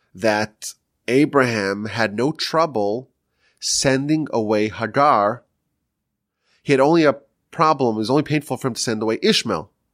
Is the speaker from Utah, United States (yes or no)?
no; New York, United States; now in Texas, United States; I'm from New York still